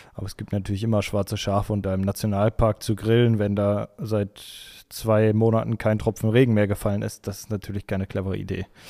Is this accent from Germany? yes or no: yes; Essen, North Rhine-Westphalia, Germany; Ich komme aus Essen, aus dem Ruhrgebiet